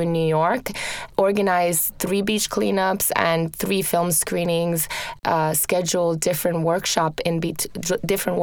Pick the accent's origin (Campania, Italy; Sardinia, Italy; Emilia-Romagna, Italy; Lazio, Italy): Lazio, Italy; Rome; moved away; I grew up in Rome, in Italy